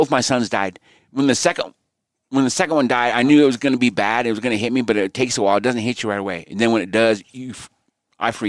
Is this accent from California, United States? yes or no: yes; California, United States; moved away as an adult; also born or lived in Los Angeles, California / Utah / Blackfoot, Idaho; I was born in L.A. I lived there for about 3 or 4 years. Then I went to Utah. And then I went back to California